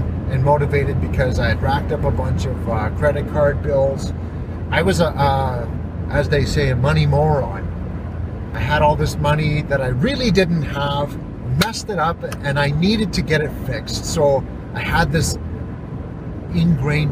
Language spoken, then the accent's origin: English; Sault Ste. Marie, Ontario, Canada; moved away as an adult; now in Fort Nelson, Canada; So I come from Sault Ste. Marie, Ontario, born and raised. I lived there until, 2011.